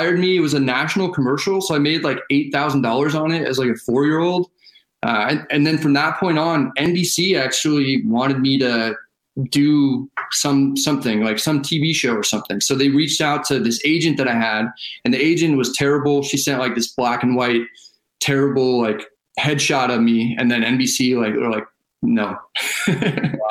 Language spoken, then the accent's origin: English; Northern California, United States; my hometown in Northern California